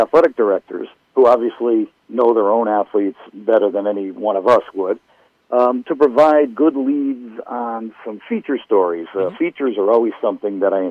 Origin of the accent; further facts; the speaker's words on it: Enfield, Connecticut, United States; up here in Enfield, which is, happens to be my hometown